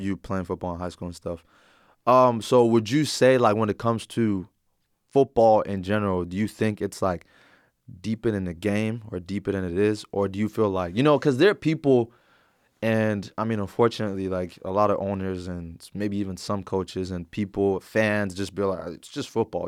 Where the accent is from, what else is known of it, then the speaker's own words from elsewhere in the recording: Plano, Texas, United States; I'm originally from the Plano area